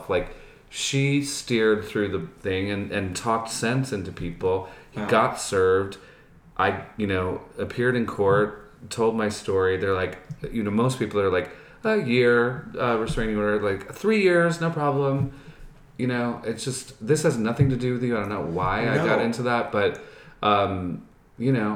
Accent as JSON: {"language": "English", "region": "New York", "country": "United States", "tie": "born or raised there", "moved": "as an adult", "lives_now": "Los Angeles, United States", "said": "I'm from New York. I was born on the Upper East Side and Lenox Hill, and I grew up outside the city, and I went to high school in the Bronx"}